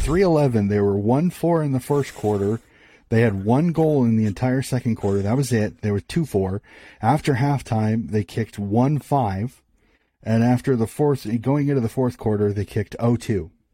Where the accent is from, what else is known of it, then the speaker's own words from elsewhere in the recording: United States; being an American